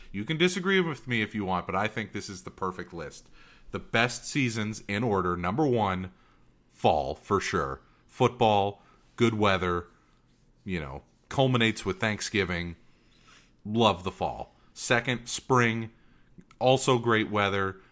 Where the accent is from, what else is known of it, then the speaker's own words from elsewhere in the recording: Northern California, United States; growing up in Northern California